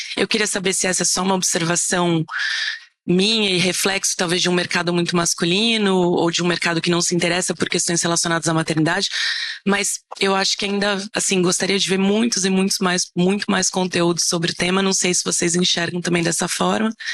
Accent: São Paulo, Brazil; eu sou de São Paulo

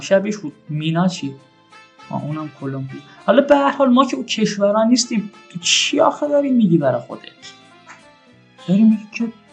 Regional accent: Shiraz, Fars, Iran

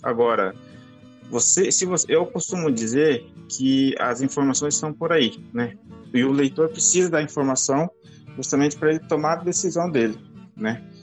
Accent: Dourados, Mato Grosso do Sul, Brazil; moved away as an adult; now in Campo Grande, Brazil; Eu sou natural de Dourados, hoje eu moro em Campo Grande.

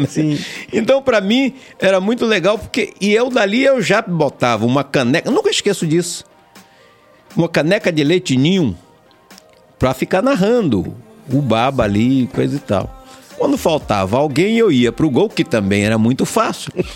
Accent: Valença, Bahia, Brazil; nasci na cidade de Valença

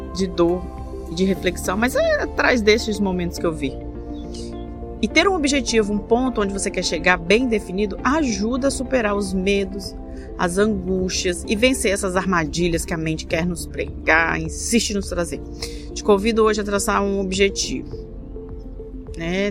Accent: Espírito Santo, Brazil; eu sou do Espírito Santo

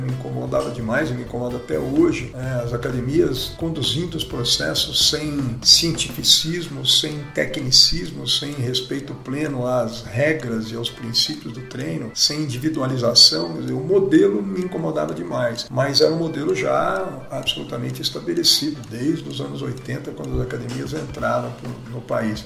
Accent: Araraquara, São Paulo, Brazil; moved away; also born or lived in Bauru; Nasci em Bauru, mas moro em Araraquara desde sempre. E depois fomos para São Paulo

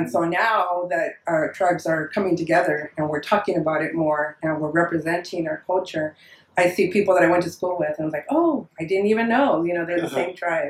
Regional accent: San Fernando, California, United States; I grew up here all my life. I grew up in San Fernando. And, you know, originally our village is in Santa Monica Mountains. It's called Comicranda.

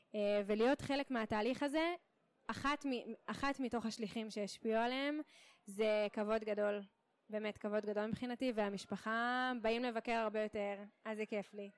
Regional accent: Kiryat Tiv'on, Northern District, Israel; moved away as an adult; also born or lived in Connecticut, United States; now in Beersheba, Israel; במקור מקריית טבעון בצפון

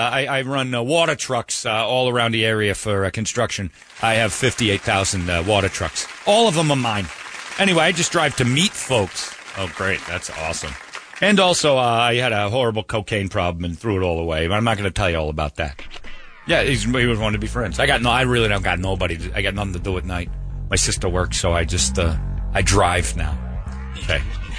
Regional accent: Hoboken, New Jersey, United States; In Jersey, we ain't got those. They're called cactus. Yeah, we ain't got those in Jersey. I grew up in Hoboken.

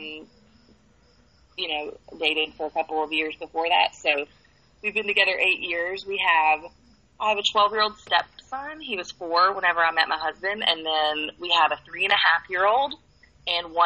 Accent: Kentucky, United States; now in Atlanta, United States; I'm still trying to, like, pretend like I'm a city girl, but I'm really from Kentucky

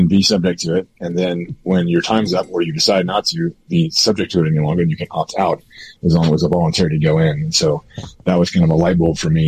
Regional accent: Kansas, United States; now in Colorado Springs, United States; I grew up in Kansas

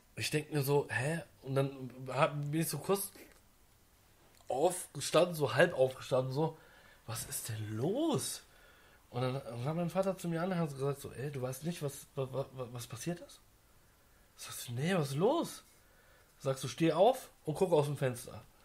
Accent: Frankfurt am Main, Hesse, Germany; ich komme ja aus Frankfurt am Main

